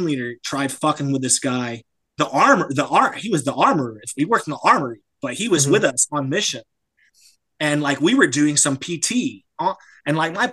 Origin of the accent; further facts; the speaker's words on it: United States; moved away as an adult; now in France; I am American, so I'm in France